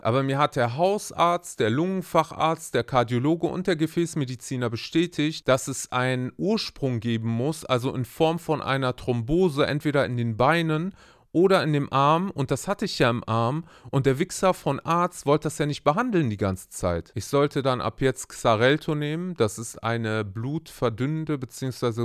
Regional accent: Germany; bei uns in Deutschland

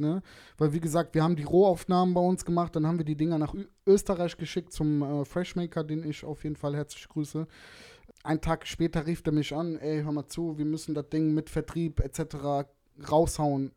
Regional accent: Germany; Ich bin gebürtiger Deutscher

